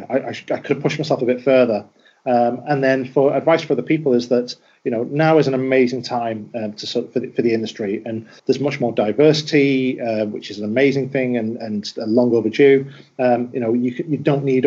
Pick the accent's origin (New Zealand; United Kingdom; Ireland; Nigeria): United Kingdom; Wigan, North West England; I'm from Wigan